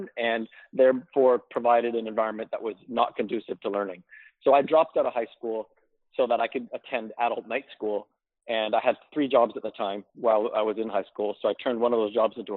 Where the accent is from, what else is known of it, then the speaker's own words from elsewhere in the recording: North Vancouver, British Columbia, Canada; I grew up in North Vancouver